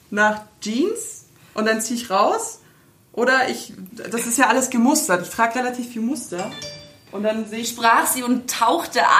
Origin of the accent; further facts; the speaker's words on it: France; Ja, aber als Französin kann